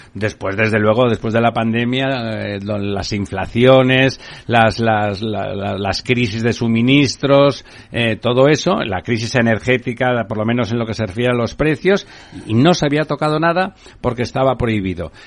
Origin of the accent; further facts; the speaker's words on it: Barcelona, Catalonia, Spain; yo soy de Barcelona